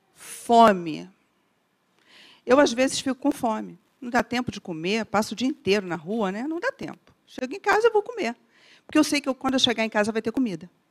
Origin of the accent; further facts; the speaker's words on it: Rio de Janeiro, Brazil; como boa carioca